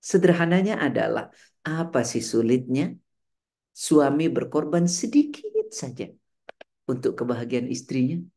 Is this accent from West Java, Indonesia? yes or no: yes; West Java, Indonesia; Sunda Jawa besar di Jawa Barat, Ustaz.